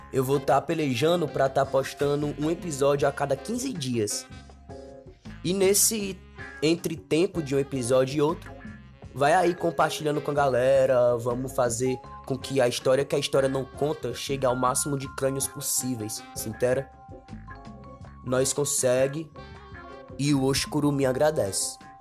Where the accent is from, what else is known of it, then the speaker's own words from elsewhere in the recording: Ceará, Brazil; nós cearense